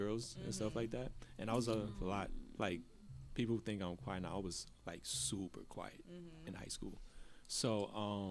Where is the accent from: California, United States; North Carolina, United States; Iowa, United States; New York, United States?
New York, United States; I'm from New York